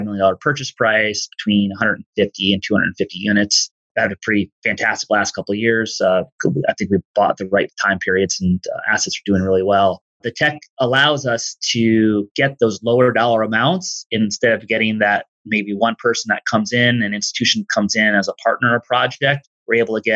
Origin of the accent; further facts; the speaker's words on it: East Coast, United States; where I grew up in the East Coast, working class family